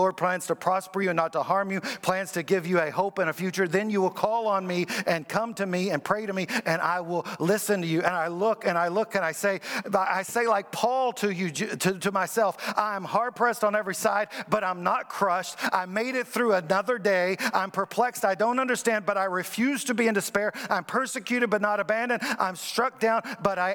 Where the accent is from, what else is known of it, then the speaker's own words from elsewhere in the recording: Kentucky, United States; also born or lived in Springfield, Missouri / Iowa; now in Virginia Beach, United States; I grew up in Kentucky where we had basketball and we never heard of football. Then I moved to Iowa.